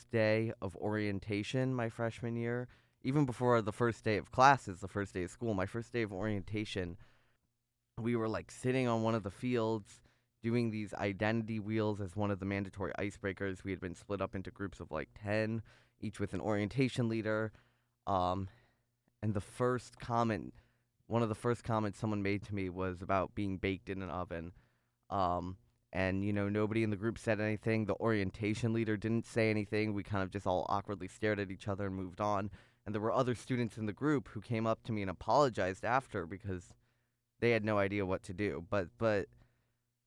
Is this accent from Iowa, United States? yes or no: no; Chicago, Illinois, United States; moved away as an adult; now in Ithaca, United States; I grew up in North Chicago, in a very, very Jewish area